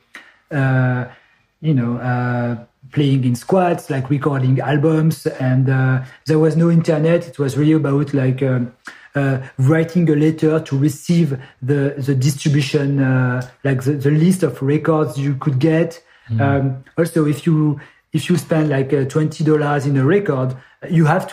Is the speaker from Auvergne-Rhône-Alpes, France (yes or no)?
yes; Grenoble, Auvergne-Rhône-Alpes, France; I'm from Grenoble, which is a south east of France, from the Alps. So so I basically grew up 1 hour away from Salomon headquarter.